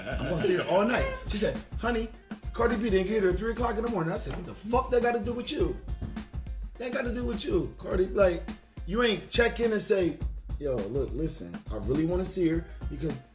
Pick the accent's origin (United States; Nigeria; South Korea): United States; Philadelphia, Pennsylvania; we're from West Philly